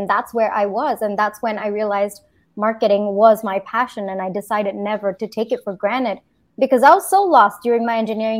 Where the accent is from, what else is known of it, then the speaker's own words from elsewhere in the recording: Singapore; also born or lived in India; now in United States; So from India, I grew up in Singapore, did my engineering in India, and then I did my MBA in the US.